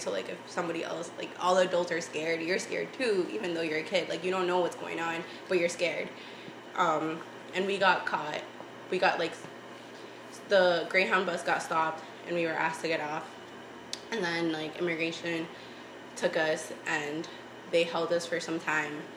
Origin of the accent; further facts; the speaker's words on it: Boston, Massachusetts, United States; first language Spanish; English is a second language; also born or lived in Tegucigalpa, Honduras; growing up in East Boston though, like I still felt like I kept a lot of my like my Spanish and my culture